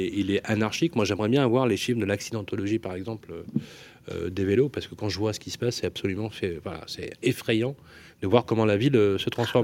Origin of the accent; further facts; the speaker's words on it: Lyon, Auvergne-Rhône-Alpes, France; je suis né à la Croix-Rousse.